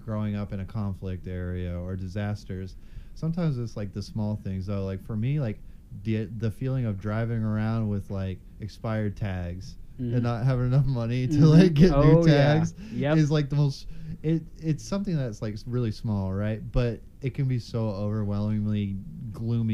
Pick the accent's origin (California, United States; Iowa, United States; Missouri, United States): Missouri, United States; St. Louis; also born or lived in Springfield; moved from Springfield to St. Louis when I was... Yeah, about seven when my parents divorced